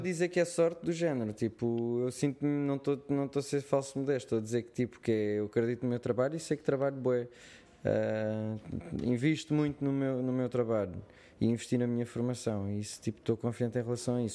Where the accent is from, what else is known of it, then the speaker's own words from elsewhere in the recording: Portugal; accent: Portuguese; eu tenho o meu sotaque português